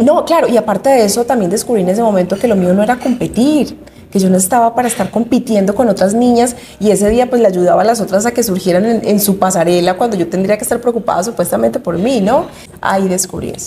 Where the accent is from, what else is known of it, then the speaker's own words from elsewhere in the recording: Medellín, Antioquia, Colombia; Yo soy paisa de Medellín